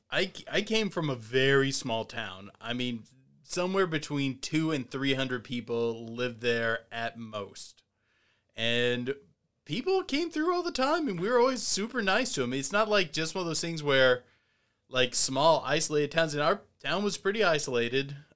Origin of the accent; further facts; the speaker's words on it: Hayden, Indiana, United States; moved away; I'm from Hayden, Indiana.